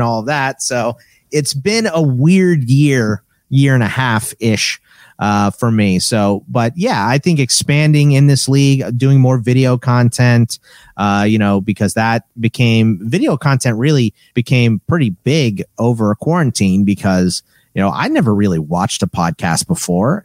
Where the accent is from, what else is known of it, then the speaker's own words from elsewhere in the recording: Katy, Texas, United States; now in Arizona, United States; I'm originally from Katy, Texas